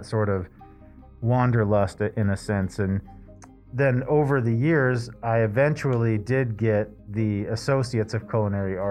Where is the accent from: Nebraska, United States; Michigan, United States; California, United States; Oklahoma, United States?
Nebraska, United States; Lincoln; I was born in Lincoln, son of a fireman and a my mom had an at-home daycare